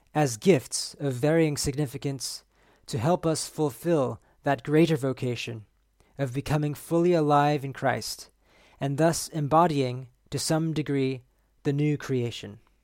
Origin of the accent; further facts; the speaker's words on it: San Diego, California, United States; growing up in San Diego